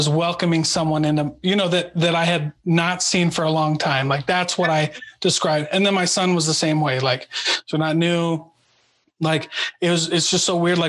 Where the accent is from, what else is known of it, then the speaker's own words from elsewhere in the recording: Iowa, United States; I grew up in Iowa and we lived right next to one of the biggest dams on the Mississippi River